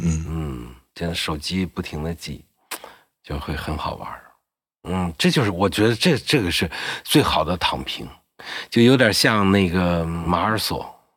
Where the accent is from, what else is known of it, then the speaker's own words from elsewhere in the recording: Anhui, China; 我们安徽人嘛